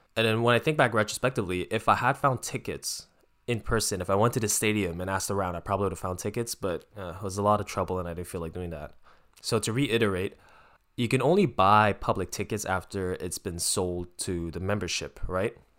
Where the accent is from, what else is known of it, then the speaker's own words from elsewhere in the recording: Canada; as a Canadian fan